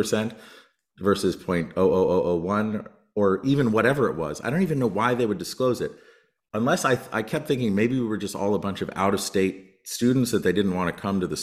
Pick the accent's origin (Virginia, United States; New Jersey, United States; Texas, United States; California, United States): New Jersey, United States; growing up in New Jersey